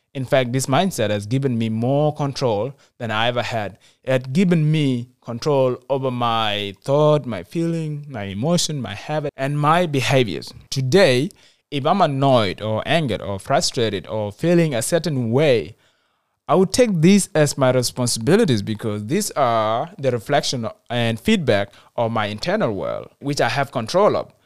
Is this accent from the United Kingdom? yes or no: no; South Sudan; moved away; Even when I returned to my home country, South Sudan